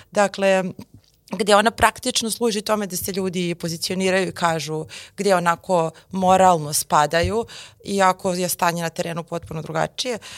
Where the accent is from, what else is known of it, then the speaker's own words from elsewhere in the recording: Serbia; barem oni od nas koji su Srbi